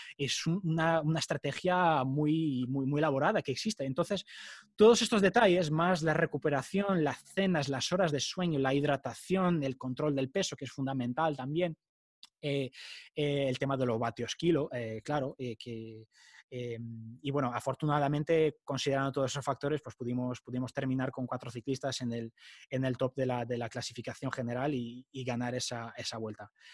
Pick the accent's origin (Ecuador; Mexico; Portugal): Portugal; moved away as an adult; now in Madrid, Spain; soy portugués, eh, soy hijo de padre portugués, pero de madre argentina